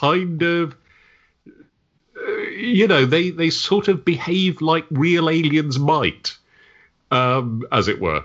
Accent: Wiltshire, South West England, United Kingdom; I'm from Wiltshire in the West Country

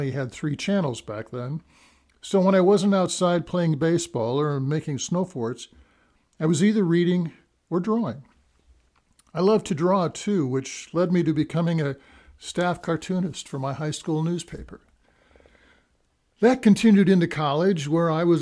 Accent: Minnesota, United States; now in Cedar Rapids, United States; a boy growing up in Minnesota

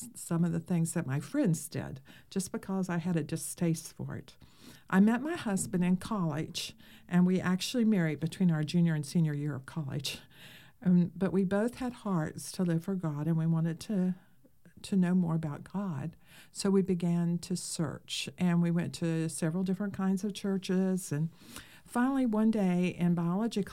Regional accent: West Virginia, United States; I grew up in West Virginia, out in the country

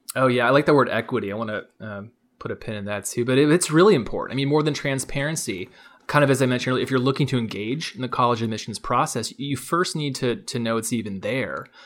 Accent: Palo Alto, California, United States; I grew up near Stanford University, um, Palo Alto, California

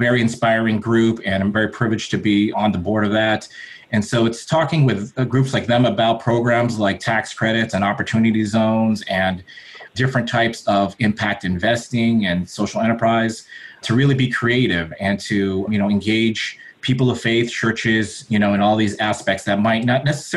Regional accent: Southern California, United States; I was born in Southern California. My parents were immigrants from the Philippines.

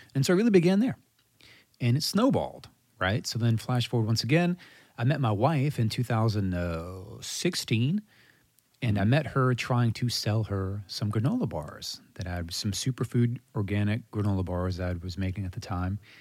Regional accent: Mandeville, Louisiana, United States; Born and raised, native of Mandeville, Louisiana

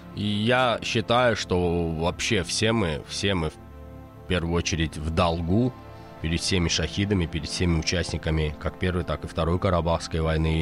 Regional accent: Azerbaijan; Мы все азербайджанцы

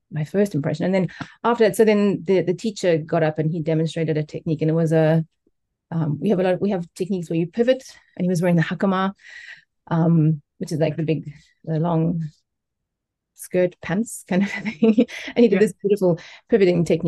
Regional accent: South Africa; moved away as an adult; now in Japan; I'm a South African. I came to Japan 20

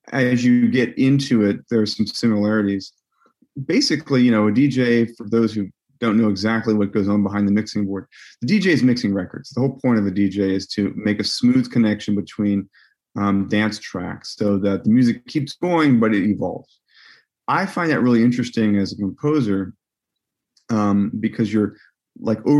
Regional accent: Virginia, United States; I grew up in Virginia, so definitely not as cultured a place in terms of music as, you know, someplace in New York or like Los Angeles

